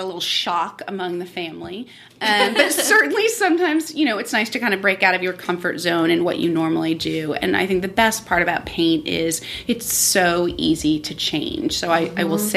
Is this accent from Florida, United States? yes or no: yes; Miami, Florida, United States; also born or lived in San Francisco; now in Nashville, United States; I grew up in Miami